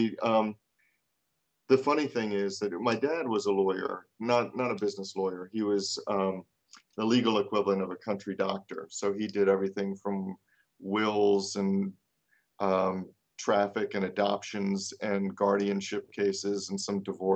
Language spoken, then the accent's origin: English; Baltimore, Maryland, United States; also born or lived in North Carolina; I am from Baltimore, Maryland